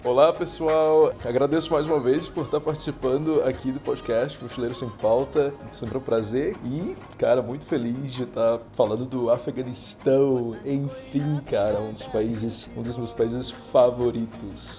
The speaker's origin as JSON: {"language": "Portuguese", "country": "Brazil", "moved": "yes", "said": "Eu, como brasileiro, aplicando em Dubai"}